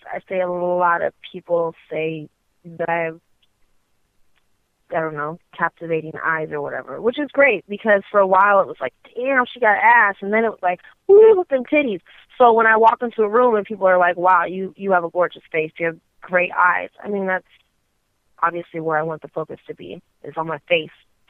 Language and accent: English; the West, United States; So I love my East Coast people, even though I am from the West.